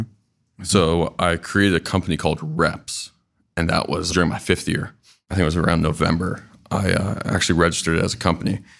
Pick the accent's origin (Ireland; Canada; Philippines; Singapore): Canada; moved away as an adult; I'm actually from Canada